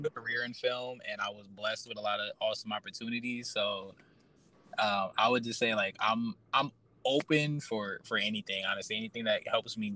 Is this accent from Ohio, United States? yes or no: no; New York City, New York, United States; moved away; also born or lived in Brooklyn / Pennsylvania / Atlanta; I was born in Manhattan, lived in Brooklyn, and then lived in Pennsylvania